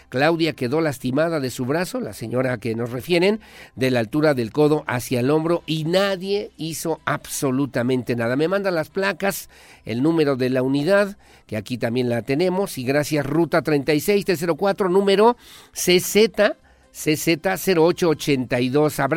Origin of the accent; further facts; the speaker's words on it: Querétaro, Mexico; now in Monterrey, Mexico; le envío un cordial saludo desde la Sultana del Norte, Monterrey, Nuevo León, donde siempre, como buen queretano, lo escucho a usted por la mañana mediante la aplicación de Simple Radio.